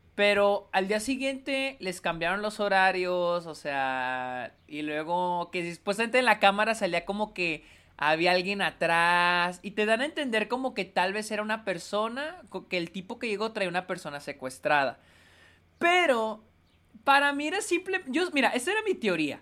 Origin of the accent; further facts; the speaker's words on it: Mexico; now in El Paso, United States; En México no solemos usar esta palabra